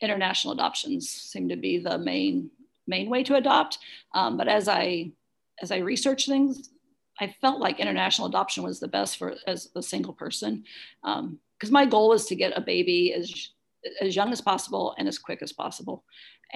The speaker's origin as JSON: {"language": "English", "town": "Ottumwa", "region": "Iowa", "country": "United States", "tie": "born or raised there", "also_born_or_lived": "Lawrence, Kansas", "said": "I was raised in Ottumwa"}